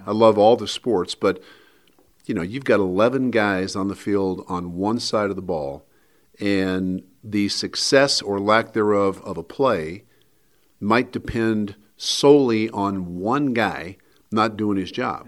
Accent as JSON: {"language": "English", "town": "Wheat Ridge", "region": "Colorado", "country": "United States", "tie": "born or raised there", "said": "living in the same house that I grew up in in Wheat Ridge"}